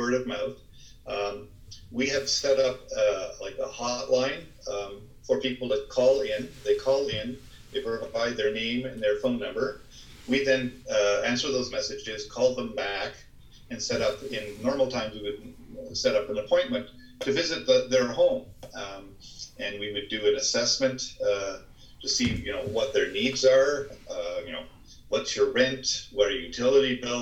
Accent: Ottawa Valley, Ontario, Canada; moved away as an adult; also born or lived in Hamilton, Ontario; now in Toronto, Canada; my father moved us up to the Ottawa Valley

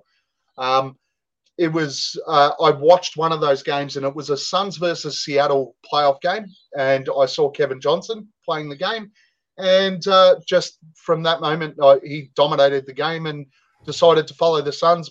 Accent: Australia; we're Australian.

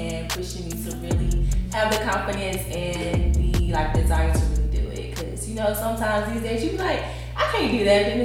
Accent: Greensboro, North Carolina, United States; also born or lived in small town in the 919 area, North Carolina / Philippines; originally I'm from Salt Lake City, which is a small country town in the 919. But I spent all of my time in Greensboro.

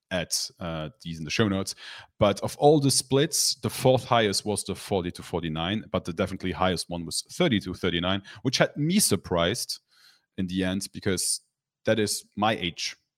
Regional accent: Luxembourg; my hometown, I live in Luxembourg, so a lot of people in my hometown, which is a small country

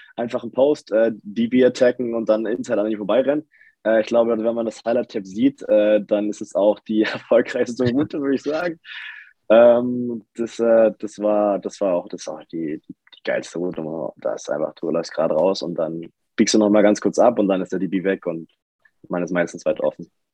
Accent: Lübbenau, Brandenburg, Germany; moved away as an adult; also born or lived in Forst / Dresden; now in Berlin, Germany; Forst geboren, das ist quasi an der polnischen Grenze, habe aber meine Kindheit im Spreewald verbracht. Äh, Lübbenau

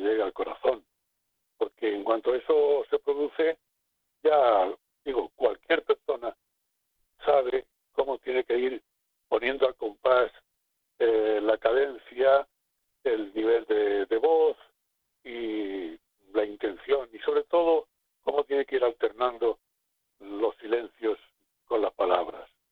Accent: Garrucha, Andalusia, Spain; moved away; Yo soy de Garrucha, Almería.

